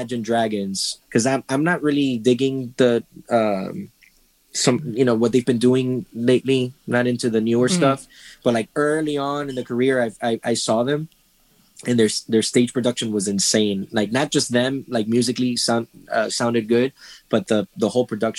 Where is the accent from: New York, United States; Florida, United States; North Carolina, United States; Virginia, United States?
Florida, United States; Miami; I'm from Miami, Florida